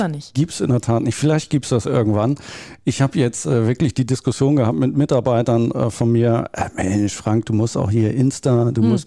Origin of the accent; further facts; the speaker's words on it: Hamburg, Germany; ich bin typischer Norddeutscher, äh, Großraum Hamburg, äh, da aufgewachsen.